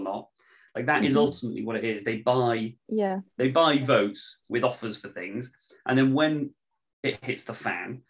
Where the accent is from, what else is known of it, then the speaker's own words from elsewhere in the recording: Wales, United Kingdom; I see myself as British more than Welsh